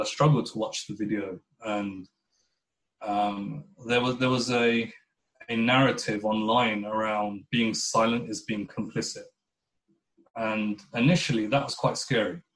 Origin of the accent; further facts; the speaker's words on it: United Kingdom; I would describe myself as a British Pakistani Muslim